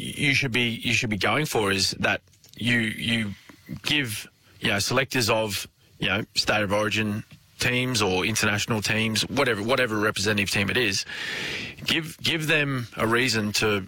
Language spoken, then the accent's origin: English; Logan, Queensland, Australia; I am from Logan